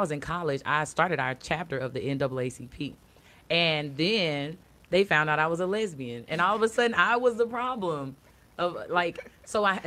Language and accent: English; Washington County, Alabama, United States; moved away as an adult; now in Atlanta, United States; I am from Washington County, Alabama, a little bit north of Mobile, the boonies